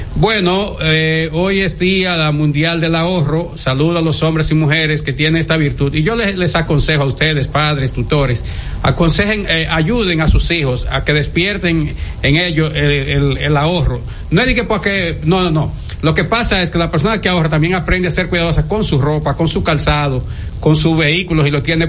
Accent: Guayabal, Santiago, Dominican Republic; now in Santo Domingo, Dominican Republic; allá en Guayabal, Santiago, mi tierra natal, mi terruño.

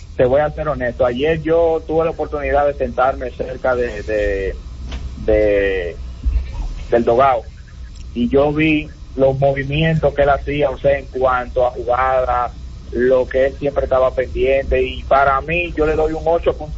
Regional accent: Dominican Republic; Yo soy dominicano

